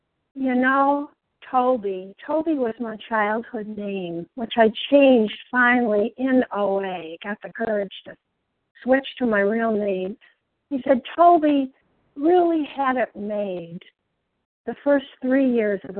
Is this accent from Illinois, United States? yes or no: yes; a town north of Chicago on Lake Michigan, Illinois, United States; I was born in the Midwest in a beautiful town north of Chicago, right on the shores of Lake Michigan, an only child